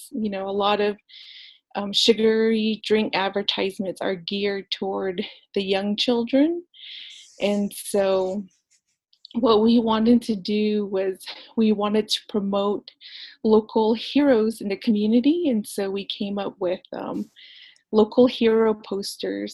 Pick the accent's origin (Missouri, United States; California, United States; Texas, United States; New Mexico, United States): New Mexico, United States; I'm actually from Baclabato, New Mexico, which is the Four Corners area